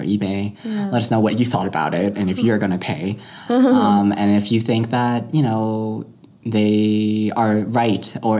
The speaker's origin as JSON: {"language": "English", "town": "Denver", "region": "Colorado", "country": "United States", "said": "Because like we're Coloradan"}